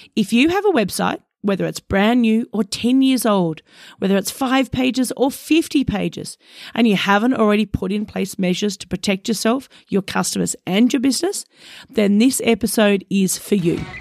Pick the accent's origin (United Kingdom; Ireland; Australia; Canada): Australia; an Australian myself